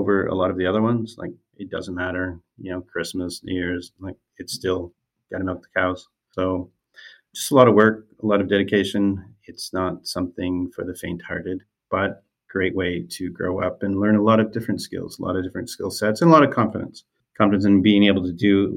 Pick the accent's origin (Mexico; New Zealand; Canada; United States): Canada; rural Eastern Ontario; I grew up in Eastern Ontario, rural Eastern Ontario, where I still currently live